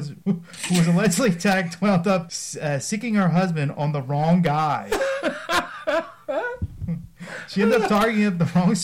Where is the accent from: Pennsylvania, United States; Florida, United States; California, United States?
Pennsylvania, United States; Philadelphia; I'm from Philadelphia